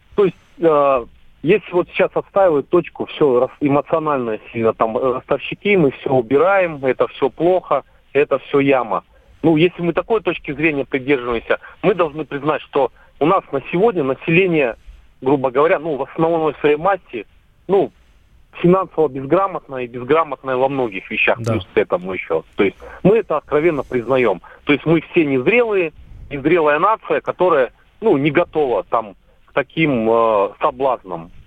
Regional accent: Volgograd, Volgograd Oblast, Russia; now in Moscow, Russia; Я из Москвы звоню, проживаю в Москве, но очень часто в родной город Волгоград езди, да, нахожусь

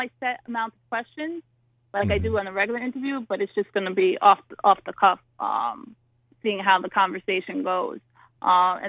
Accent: New York City, New York, United States; I'm from Mill Basin, which is the southern tip

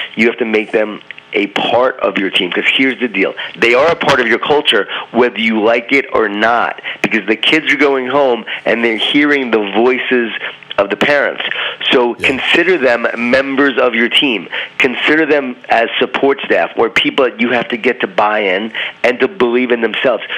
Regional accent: Smithtown, New York, United States; I grew up in Smithtown, right? Well, if I'm a coach now at Smithtown, Long Island, New York

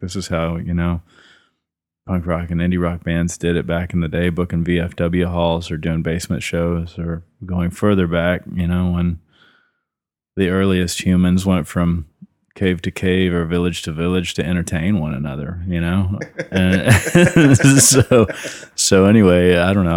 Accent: Killeen, Texas, United States; also born or lived in Kennett, Missouri / Austin, Texas; I have was born in southeast Missouri in the Boot Hill, a little town called Kennett. And, uh, when I was eleven years old, my mom remarried, and that took us down to Central Texas

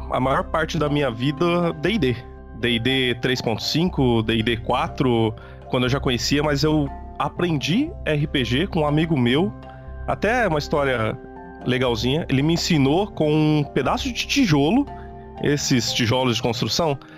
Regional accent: Penápolis, São Paulo, Brazil; Eu sou do interior de São Paulo, uma cidade chamada Penápolis.

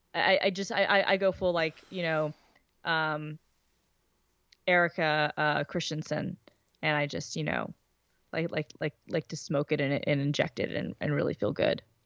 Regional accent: the South, United States; I'm from the South

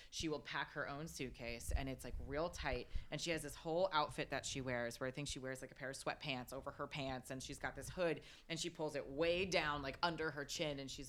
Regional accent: New Jersey, United States; I'm from New Jersey, so I'm like, I don't know where I am right now.

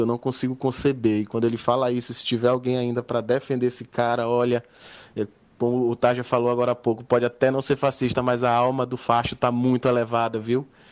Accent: Maranhão, Brazil; also born or lived in Piauí; eu sou, nasci no Piauí e sou do Maranhão

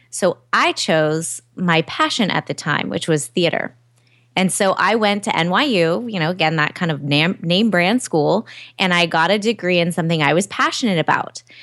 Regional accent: Southern California, United States; also born or lived in New York; I'm from Southern California

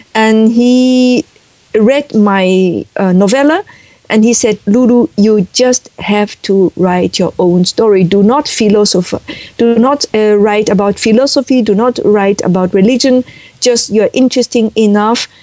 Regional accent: Beijing, China; English is a second language; moved away as an adult; now in Netherlands; I was born in 1960 in Beijing, and I was educated there

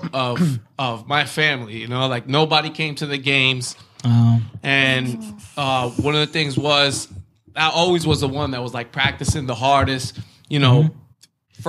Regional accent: Brentwood, New York, United States; growing up in Brentwood

